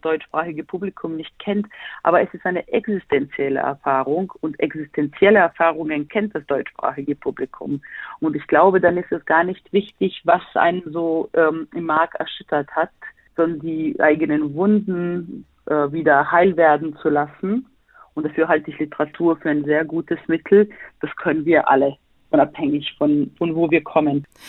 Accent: Sarajevo, Federation of Bosnia and Herzegovina, Bosnia & Herzegovina; now in Berlin, Germany; ich selber bin gebürtige Bosnierin, komme aus Sarajevo, lebe

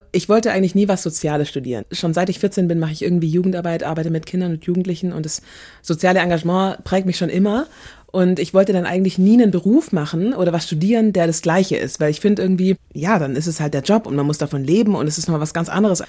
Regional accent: Germany; also born or lived in Nigeria (ancestry); hier aufgewachsen

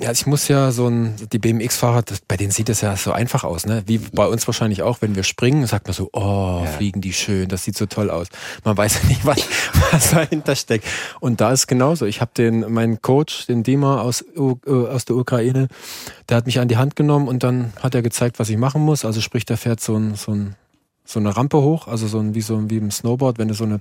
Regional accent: Erzgebirge, Saxony, Germany; ich komme ja aus dem Erzgebirge

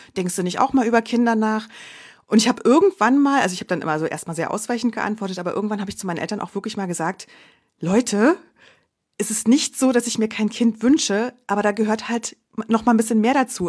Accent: Berlin, Germany; moved away as an adult; also born or lived in Munich; Ich komme ursprünglich aus Berlin, hatte meine Familie dann also hier in der Nähe

